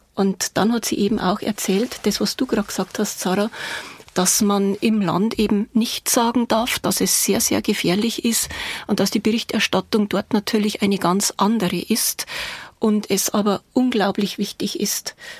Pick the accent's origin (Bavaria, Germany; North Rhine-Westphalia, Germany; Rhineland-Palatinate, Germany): Bavaria, Germany; accent: Bavarian; Sie sind aus Bayern? Ja, erkennt man an der Sprache.